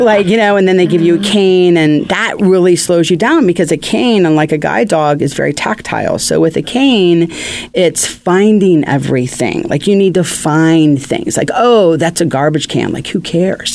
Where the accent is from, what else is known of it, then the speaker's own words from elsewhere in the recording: Ohio, United States; moved away as an adult; now in California, United States; I was born in Ohio, but I've been in California since 1993